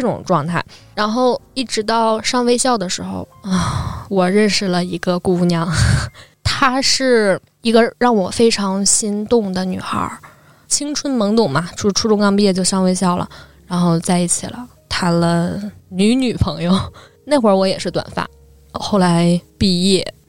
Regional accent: Northeast China, China; moved away; 我出生在九八年末，一个东北的农村

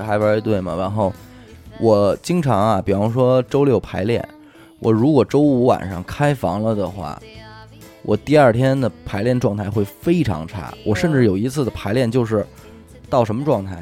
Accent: China; 我们中国人还普遍存在的这种文化的禁锢

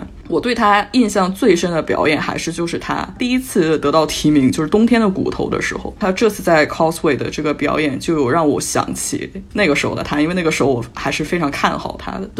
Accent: China; now in Vancouver, Canada; 尤其像我们中国人是可以能共情到的。

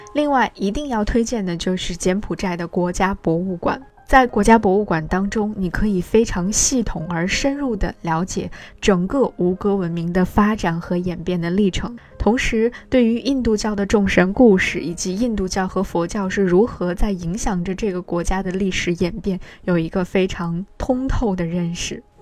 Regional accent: China; 在我们中国人的印象当中

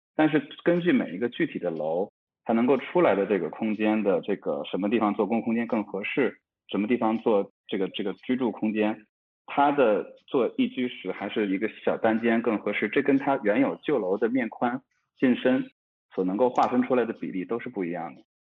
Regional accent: Beijing, China; also born or lived in a village (unnamed), before age six; 我六岁之前是在，呃，乡村长大的。其实乡村的这个，它其实是，也是一个乡土版的一个熟人社会。那每家每户之间都是认识的嘛，那村子也不大，一百来人。然后到了，后来我上学开始，上小学开始就搬到了北京城

